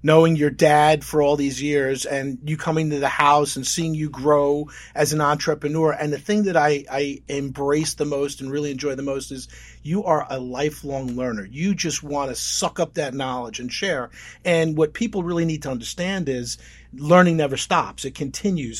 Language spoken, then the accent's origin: English; Oceanside, New York, United States; I grew up in Oceanside, Long Island